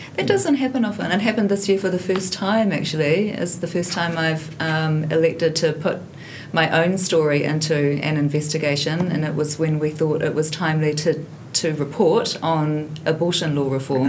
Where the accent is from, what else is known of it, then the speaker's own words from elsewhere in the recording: Hamilton, Waikato, New Zealand; I grew up in Hamilton